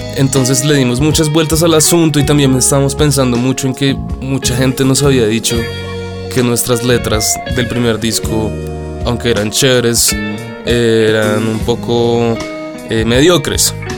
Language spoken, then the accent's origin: Spanish; Bogotá, Colombia; Todos somos de Bogotá, Colombia